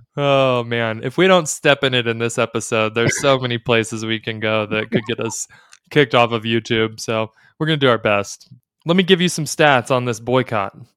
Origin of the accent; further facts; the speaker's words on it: Dallas, Texas, United States; I grew up in Dallas in the in the 80s